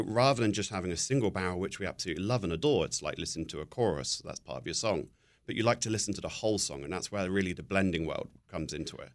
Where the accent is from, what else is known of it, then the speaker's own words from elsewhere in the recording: Buckinghamshire, South East England, United Kingdom; moved away; also born or lived in New Jersey; I'm from Buckinghamshire. I'm just north of, uh, London